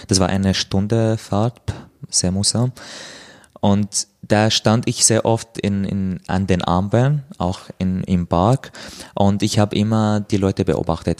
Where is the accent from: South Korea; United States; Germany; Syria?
Syria; Damascus, Damascus Governorate; German is a second language; moved away as an adult; now in Austria; komme aus Syrien, äh, aus Damaskus, lebe seit vier Jahren in Österreich